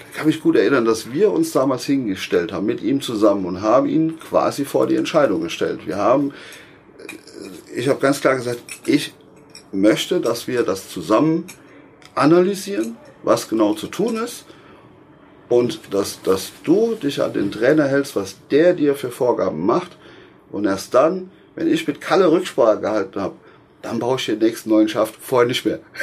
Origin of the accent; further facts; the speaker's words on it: Westerwald, Rhineland-Palatinate, Germany; bei uns im Westerwald, wo ich eben herstamme